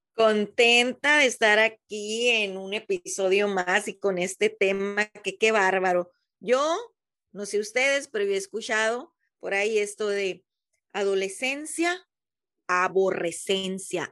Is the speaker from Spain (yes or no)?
no; Mexicali, Baja California, Mexico; de donde yo soy, Mexicali, Baja California